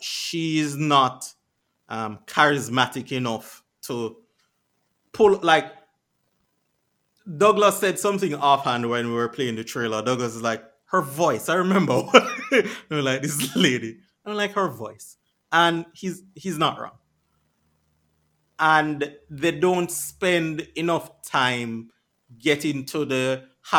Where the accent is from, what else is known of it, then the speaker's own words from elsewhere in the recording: Jamaica; I've lived there all my life